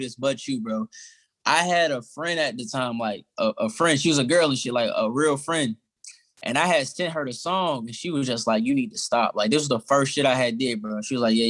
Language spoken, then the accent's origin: English; Atlanta, Georgia, United States; moved away as an adult; now in Pittsburgh, United States; I'm from Atlanta